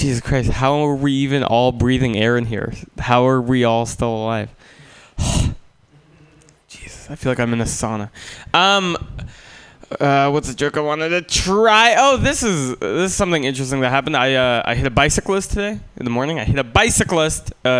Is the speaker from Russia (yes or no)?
yes; Russia; born there; moved away; also born or lived in San Francisco, United States; I am not from here. Pam is correct. I was born in Russia, and then my family moved to San Francisco.